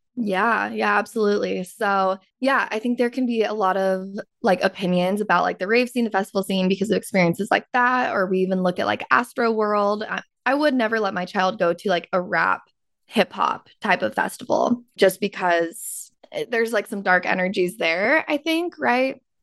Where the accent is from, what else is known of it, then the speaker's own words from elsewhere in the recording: Utah, United States; I grew up in Utah